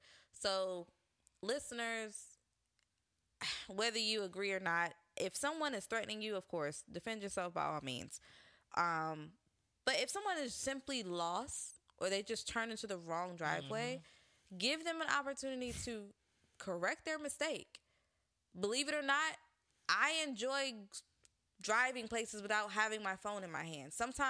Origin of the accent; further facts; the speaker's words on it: the South, United States; I grew up in the South.